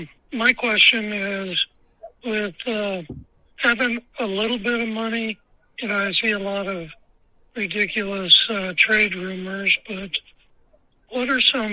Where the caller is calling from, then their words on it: Colorado, United States; I'm calling from Colorado.